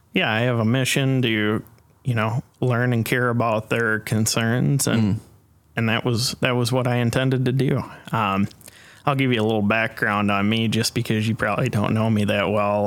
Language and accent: English; Dixon, Illinois, United States; also born or lived in Urbana-Champaign, Illinois; I was uh, born and raised in the Dixon area on a small farm just outside of Dixon